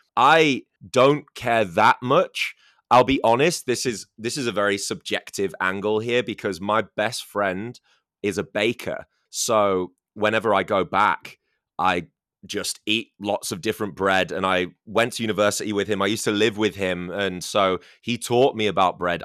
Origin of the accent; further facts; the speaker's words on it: United Kingdom; now in China; I come from the United Kingdom